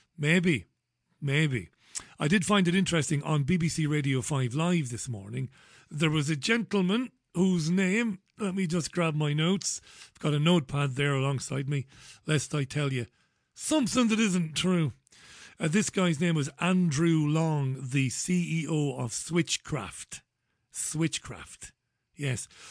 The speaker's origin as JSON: {"language": "English", "country": "Ireland", "tie": "born or raised there", "moved": "yes", "said": "I was born and reared in God's country, that would be Ireland"}